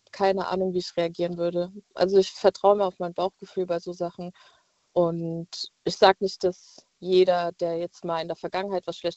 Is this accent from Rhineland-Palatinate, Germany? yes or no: yes; Mainz, Rhineland-Palatinate, Germany; ich bin jetzt ja aus Mainz und war auch letztens mal in Frankfurt feiern